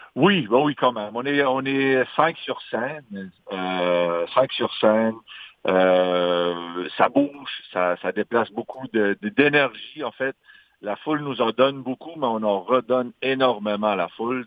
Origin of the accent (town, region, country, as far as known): Magdalen Islands, Quebec, Canada; accent: Madelinot